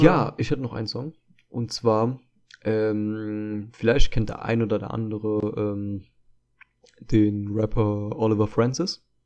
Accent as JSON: {"language": "German", "country": "Germany", "tie": "born or raised there", "said": "ich bin zwar hier in Deutschland geboren"}